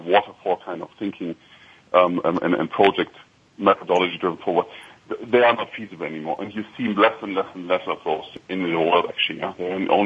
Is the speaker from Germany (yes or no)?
yes; Germany; accent: slight German accent; English is a second language; now in Chicago, United States; if I would be in Frankfurt, you hear my slight accent, so it's hard for me to hide it